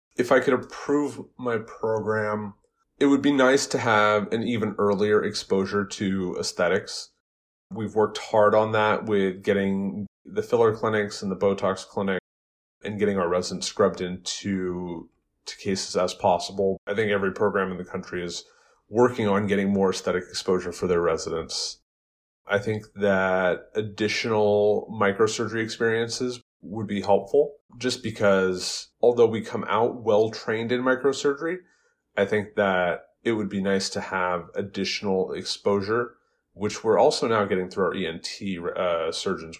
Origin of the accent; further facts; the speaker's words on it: West Coast, Bay Area, Los Angeles, California, United States; moved away as an adult; also born or lived in Phoenix, Arizona; now in Worcester, United States; I grew up on the West Coast. I grew up in big cities like the Bay Area, Los Angeles.